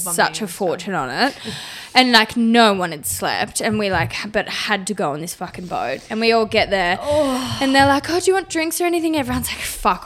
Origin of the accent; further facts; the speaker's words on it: Australia; accent: Bogan; moved away as an adult; now in London, United Kingdom; my Bogan accent